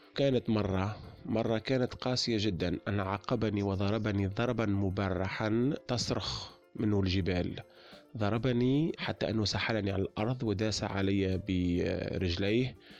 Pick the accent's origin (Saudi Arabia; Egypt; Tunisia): Tunisia; accent: Tunisian; من تونس